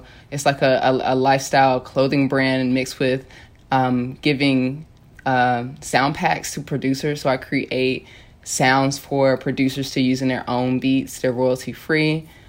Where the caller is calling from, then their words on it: Los Angeles, California, United States; Venice, Los Angeles, California.